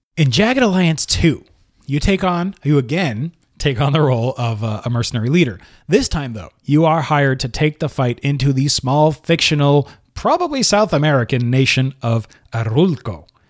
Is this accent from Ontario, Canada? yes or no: no; Montreal, Quebec, Canada; located in Montreal, Canada, my hometown